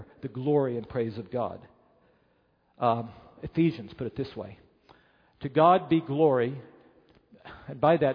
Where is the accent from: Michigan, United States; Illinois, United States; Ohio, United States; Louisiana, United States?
Illinois, United States; Chicago; as a Chicagoan